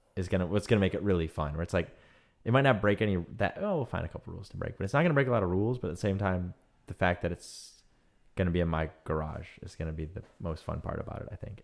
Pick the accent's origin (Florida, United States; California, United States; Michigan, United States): Michigan, United States; now in San Francisco, United States; growing up in Michigan